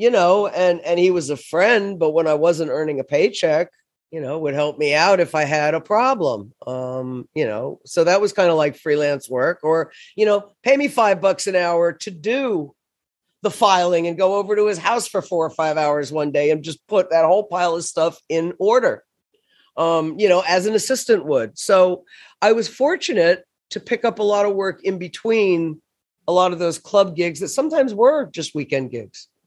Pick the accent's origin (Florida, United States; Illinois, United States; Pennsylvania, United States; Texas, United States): Florida, United States; moved away as an adult; also born or lived in New York City; to New York City from my hometown in Florida